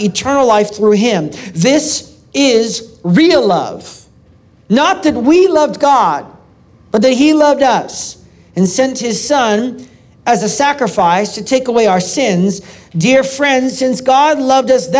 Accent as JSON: {"language": "English", "town": "Portland", "region": "Oregon", "country": "United States", "tie": "born or raised there", "said": "my hometown, Portland, Oregon"}